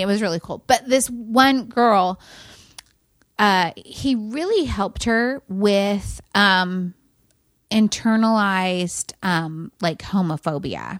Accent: near Cuyama, California, United States; now in Fort Worth, United States; Kuyama is right by where we grew up

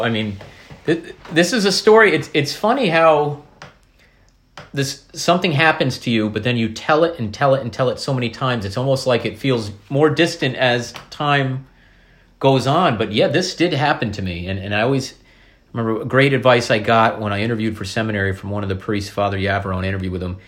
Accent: Columbia County, New York, United States; also born or lived in Corning, New York; we, we grew up in Columbia County, but I was born in Corning

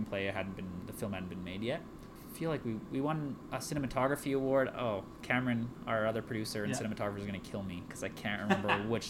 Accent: Calgary, Alberta, Canada; also born or lived in Vancouver; I'm a director from Calgary, Alberta, which is where we are right now.

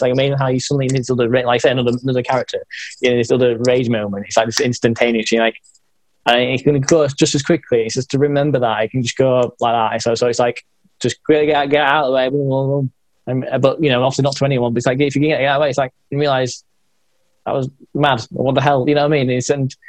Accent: Yorkshire and the Humber, United Kingdom; So I'm in Northern England. So it's like. You've got states, like I'm in like a state of we call them counties. So I'm like in a Yorkshire county.

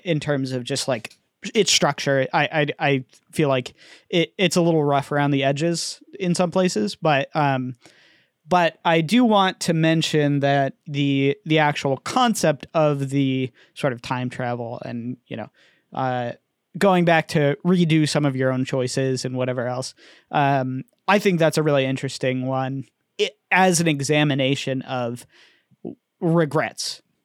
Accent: United States; I'm an American

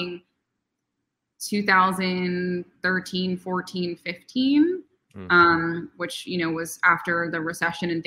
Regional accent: New York City, New York, United States; moved away as an adult; also born or lived in Arizona / Bay Area; I'm born and raised in New York. I lived in Manhattan until I was 22

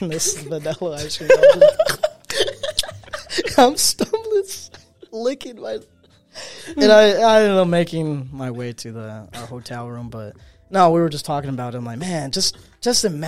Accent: Phoenix, Arizona, United States; I'm from Phoenix.

